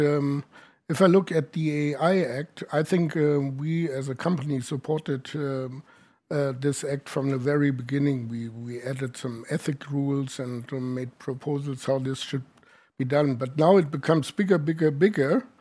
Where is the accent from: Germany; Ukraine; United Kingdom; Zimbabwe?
Germany; my home country